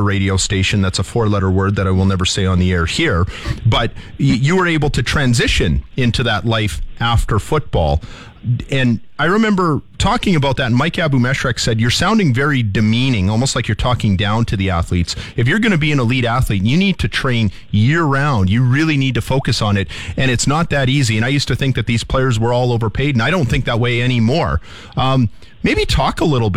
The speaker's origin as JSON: {"language": "English", "region": "Saskatchewan", "country": "Canada", "also_born_or_lived": "Windsor, Ontario", "said": "I'm from Saskatchewan"}